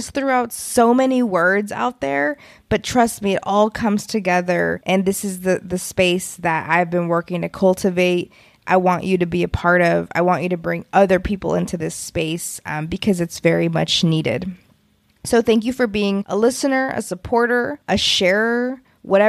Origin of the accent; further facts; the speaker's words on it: Texas, United States; moved away as an adult; I'm also from Texas and I went to college on the East Coast